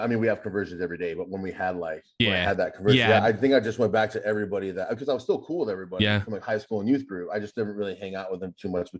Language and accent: English; Fort Lewis, Washington, United States; born there; also born or lived in Germany / Guam; So I was born in Fort Lewis, Washington, but we moved everywhere, Germany